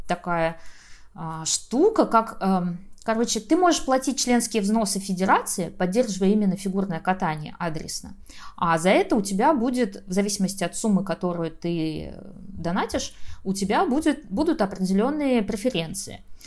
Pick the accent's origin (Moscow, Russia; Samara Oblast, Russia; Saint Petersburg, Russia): Saint Petersburg, Russia; А я вообще из Питера